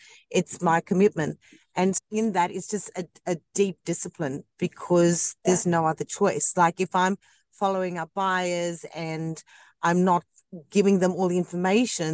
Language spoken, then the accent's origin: English; Hornsby, New South Wales, Australia; also born or lived in South Africa; I grew up in Hornsby, and then my parents moved to Blacktown